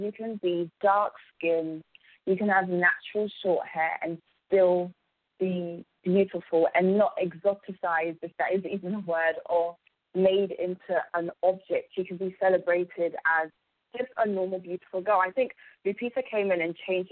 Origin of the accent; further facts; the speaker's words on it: London, United Kingdom; I was born and raised in England